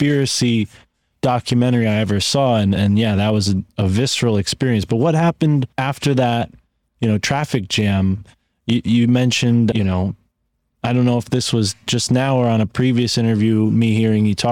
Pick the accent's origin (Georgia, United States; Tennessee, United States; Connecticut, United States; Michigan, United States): Connecticut, United States; I grew up in Connecticut